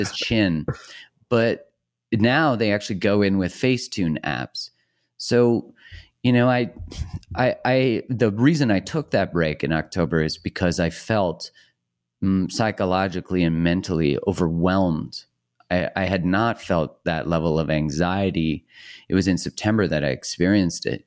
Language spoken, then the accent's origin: English; Canada; I'm Canadian